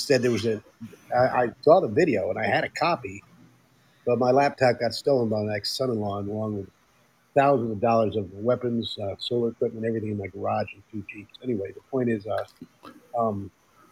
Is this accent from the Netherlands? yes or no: yes; Netherlands; moved away; when I grew up in the Netherlands